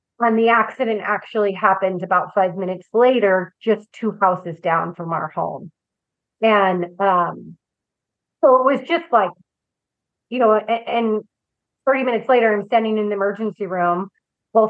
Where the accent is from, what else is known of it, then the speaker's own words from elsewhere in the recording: California, United States; moved away as an adult; now in Florida, United States; my husband, Colin, and I were both born and raised in California.